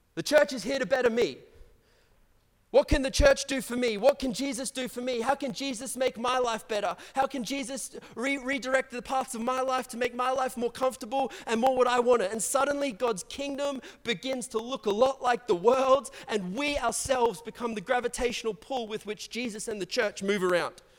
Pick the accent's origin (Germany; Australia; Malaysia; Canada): Australia; Brisbane, Queensland; I grew up in the south side of Brisbane